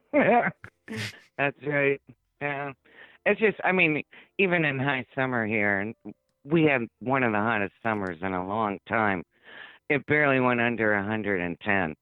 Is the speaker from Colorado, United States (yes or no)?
no; New York City, New York, United States; also born or lived in Queens; now in Arizona, United States; I'm from the Bronx